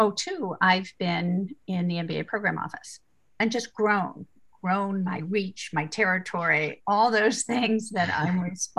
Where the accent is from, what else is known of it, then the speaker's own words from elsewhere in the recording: Riverside, Connecticut, United States; moved away as an adult; also born or lived in upstate New York / Philadelphia; I grew up in Riverside, Connecticut, which I found out earlier is the home of Jake and Ashley.